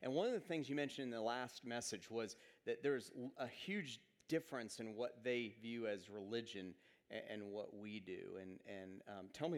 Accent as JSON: {"language": "English", "town": "Atlanta", "region": "Georgia", "country": "United States", "tie": "born or raised there", "said": "I grew up in Atlanta. when I was growing up in Atlanta, Georgia State was largely a commuter school"}